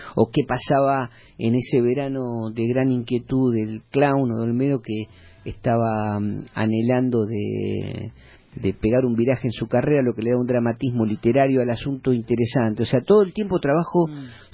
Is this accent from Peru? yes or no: no; Mar del Plata, Buenos Aires Province, Argentina; haber conocido mucho la ciudad porque era mi ciudad, yo soy de Mar